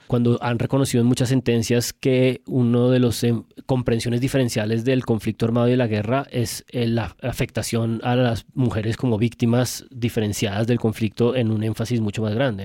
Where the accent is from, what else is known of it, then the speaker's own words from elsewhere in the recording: Colombia; Me hace sentir como completamente colombiano